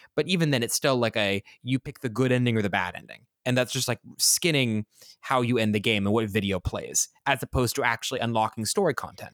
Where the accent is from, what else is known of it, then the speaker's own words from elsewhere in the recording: Kansas, United States; I grew up in Kansas